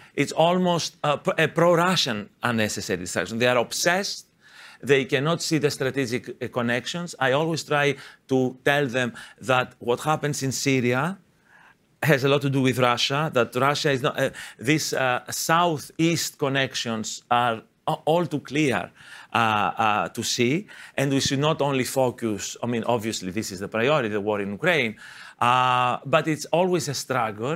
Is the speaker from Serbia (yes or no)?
no; Greece; my fellow Greeks